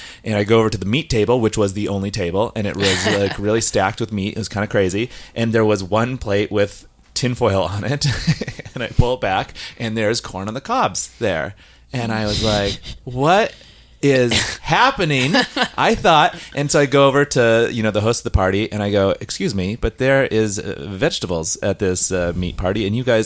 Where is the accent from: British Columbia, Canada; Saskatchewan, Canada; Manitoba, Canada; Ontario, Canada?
Saskatchewan, Canada; moved away as an adult; now in Vancouver, Canada; I am from Saskatchewan, and I live in Vancouver for a long time